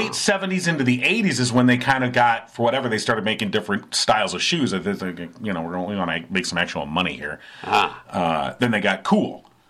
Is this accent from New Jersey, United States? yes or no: no; California, United States; moved away; I grew up in California